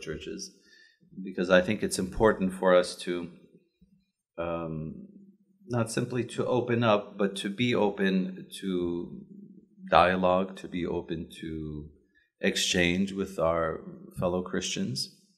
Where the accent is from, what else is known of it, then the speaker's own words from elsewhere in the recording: Chicago, Illinois, United States; moved away as an adult; growing up in Chicago